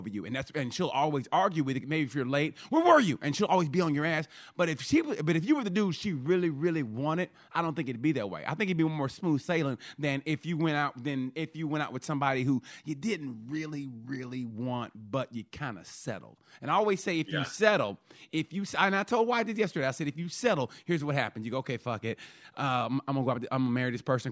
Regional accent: Oklahoma, United States; I grew up in Oklahoma

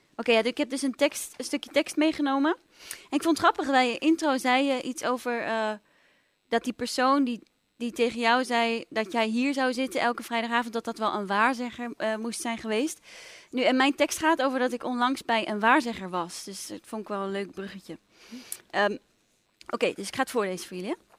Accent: Amsterdam, North Holland, Netherlands; ik ben opgegroeid in Amsterdam

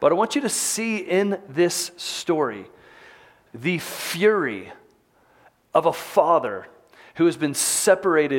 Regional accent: Texas, United States; moved away as an adult; now in Salt Lake City, United States; growing up in Texas, I spent a lot of time hunting

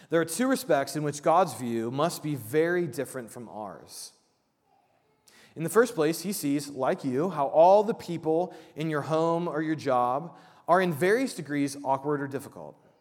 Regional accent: Midwest, United States; I grew up in the Midwest and I'm Midwestern nice

